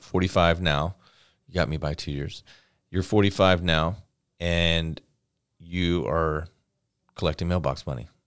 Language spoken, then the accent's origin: English; Florida, United States; I'm from Florida